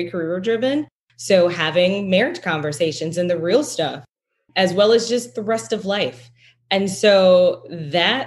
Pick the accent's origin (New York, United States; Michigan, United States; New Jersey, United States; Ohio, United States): Michigan, United States; Detroit; I'm originally from Detroit